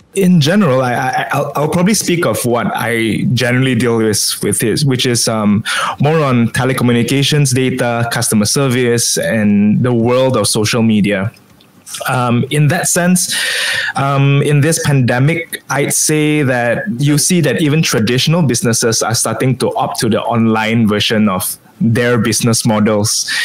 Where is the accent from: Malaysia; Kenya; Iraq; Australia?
Malaysia; Kuching, Sarawak; moved away as an adult; also born or lived in Sabah; now in Penang, Malaysia; I was born and bred in Kuching